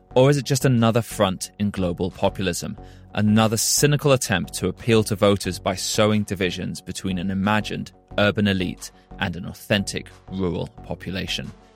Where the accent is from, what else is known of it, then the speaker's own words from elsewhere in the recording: United Kingdom; moved away as an adult; now in Denmark; I'm a British journalist